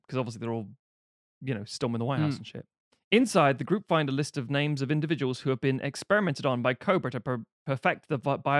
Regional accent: London, United Kingdom; I'm from London.

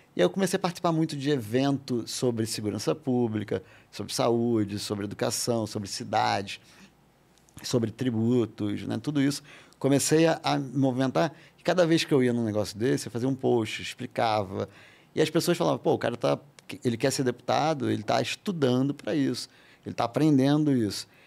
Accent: Rio de Janeiro, Brazil; moved away as an adult; also born or lived in France; eu sou carioca, morei quase que a vida toda no Rio.

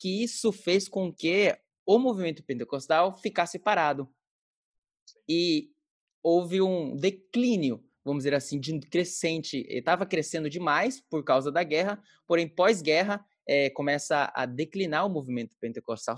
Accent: Belém, Pará, Brazil; now in Japan; eu sou do Belém do Pará

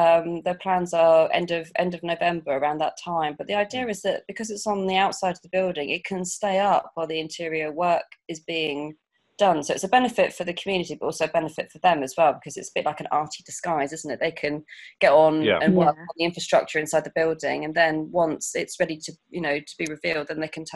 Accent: Portsmouth, South East England, United Kingdom; moved away; I'm South Sea based. I'm originally from Portsmouth and moved back about 6 years ago now.

